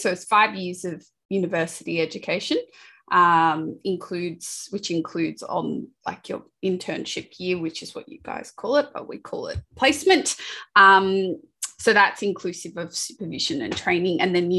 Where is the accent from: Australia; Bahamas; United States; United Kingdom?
Australia; Sydney, New South Wales; you can probably tell from my accent, I'm from Australia, Sydney